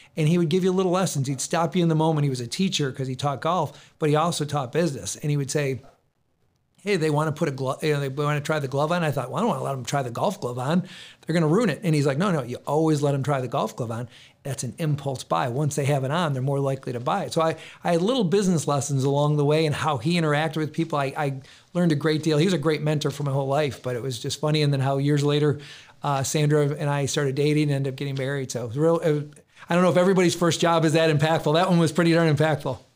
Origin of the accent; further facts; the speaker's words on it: Rochester, New York, United States; I was born and raised in Rochester